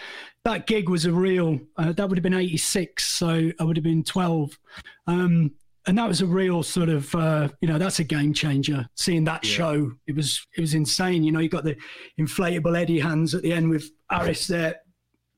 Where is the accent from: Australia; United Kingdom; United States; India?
United Kingdom; Lichfield, West Midlands; growing up in Lichfield, which is about 20 minutes from Birmingham